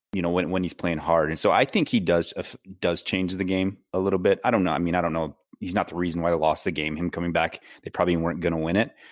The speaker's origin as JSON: {"language": "English", "town": "Cadillac", "region": "Michigan", "country": "United States", "moved": "yes", "said": "I'm originally from Cadillac"}